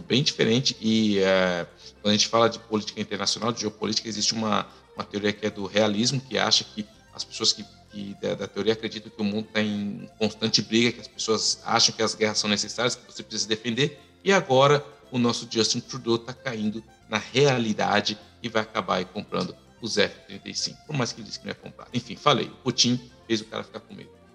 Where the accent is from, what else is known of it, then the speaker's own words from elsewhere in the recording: São Paulo, Brazil; moved away as an adult; now in Canada; eu sou nascido em Itaquera